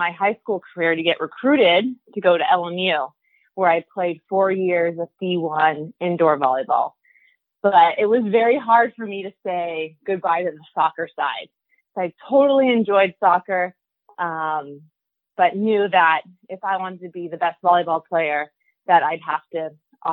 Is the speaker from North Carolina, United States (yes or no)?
no; Torrance, California, United States; So I grew up in Southern California, grew up in Torrance, still actually live in Torrance